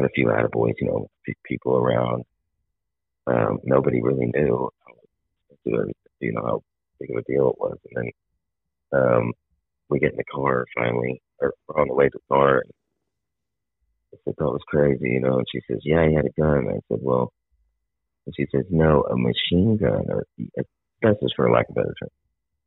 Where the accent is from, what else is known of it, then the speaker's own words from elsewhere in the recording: Topeka, Kansas, United States; Her and I are both from Topeka